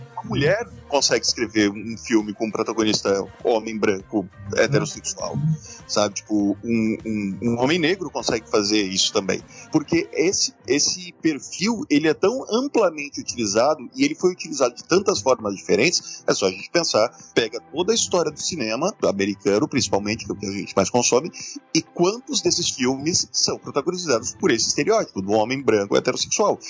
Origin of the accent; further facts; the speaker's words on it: Santa Catarina, Brazil; nascido e criado em Santa Catarina